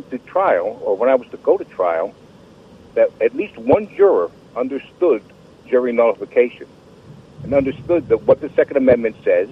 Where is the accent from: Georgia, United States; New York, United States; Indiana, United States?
New York, United States; moved away as an adult; now in North Carolina, United States; now I've been in North Carolina 35 years, but formerly I'm from New York.